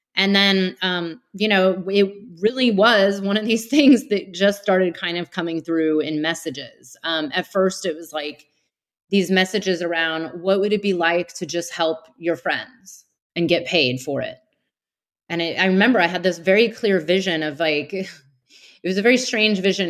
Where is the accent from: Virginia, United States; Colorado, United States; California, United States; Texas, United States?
California, United States; Bay Area outside of San Francisco; I grew up in the Bay Area outside of San Francisco